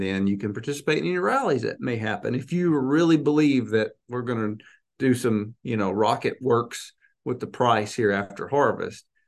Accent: Arkansas, United States; I'm from Arkansas

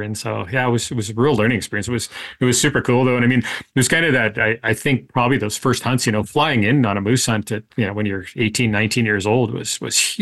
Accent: Winnipeg, Manitoba, Canada; also born or lived in Gillam, Manitoba / The Pas, Manitoba; I was born in Winnipeg and worked up in Gillam, Genpeg, went to college in the Paw. So, I mean, I know Northern Manitoba pretty well

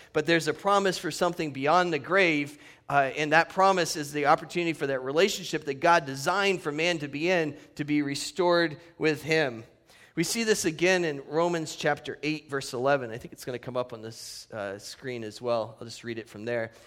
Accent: Northeast, United States; now in Redlands, United States; the true roots that I grew up in the Northeast

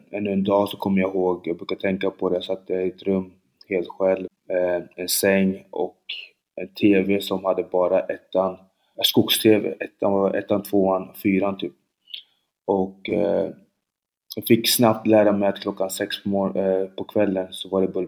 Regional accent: Linköping, Östergötland, Sweden; born or raised there; Swedish is a second language

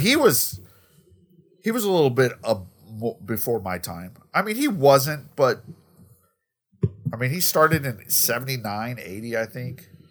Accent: Colorado, United States; growing up in Colorado

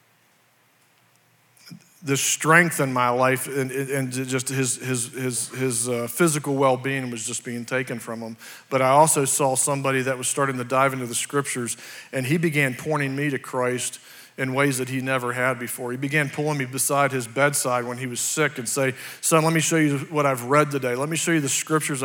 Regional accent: West Virginia, United States; I was born here in West Virginia. I had a great childhood

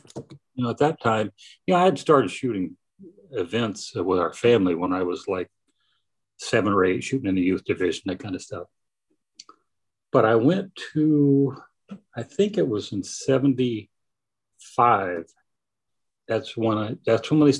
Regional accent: the South, United States; growing up in the South

